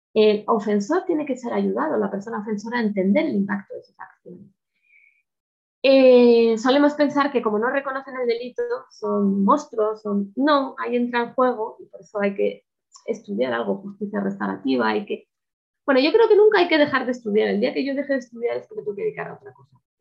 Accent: Spain; en España

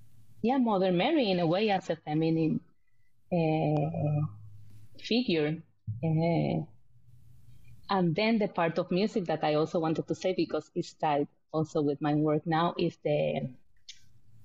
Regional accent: San Juan, Puerto Rico; moved away as an adult; also born or lived in United States / Iraq; now in Norway; I'm born and raised in Puerto Rico, in the capital, Puerto Rico, which is like a big city.

